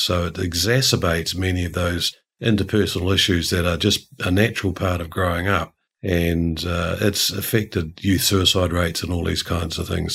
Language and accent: English; New Zealand; as a New Zealander